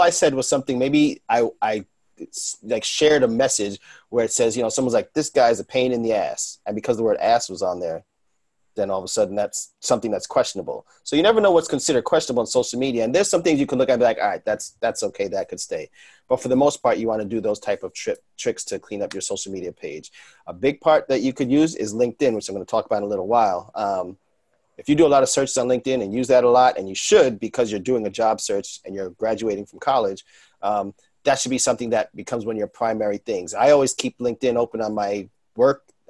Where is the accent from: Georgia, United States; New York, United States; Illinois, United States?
New York, United States; New York City; being a New Yorker